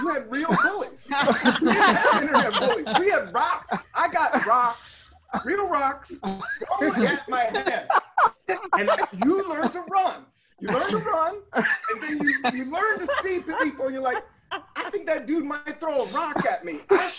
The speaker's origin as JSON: {"language": "English", "town": "Washington", "region": "District of Columbia", "country": "United States", "tie": "born or raised there", "moved": "as an adult", "lives_now": "New York, United States", "said": "I grew up in Washington, D.C., born in 1972. No air conditioning, Northeast D.C."}